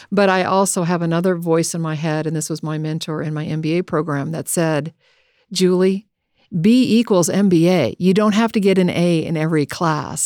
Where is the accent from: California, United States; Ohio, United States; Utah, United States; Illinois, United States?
California, United States; Southern; us growing up in Southern California